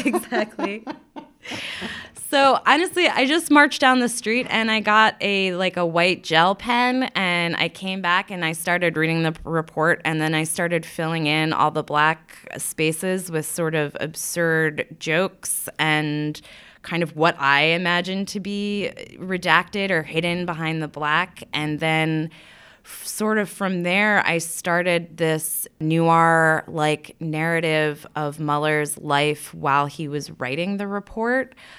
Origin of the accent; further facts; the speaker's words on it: Long Island, Nassau County, New York, United States; also born or lived in Brooklyn, New York; now in Williamsburg, Brooklyn, United States; I grew up on Long Island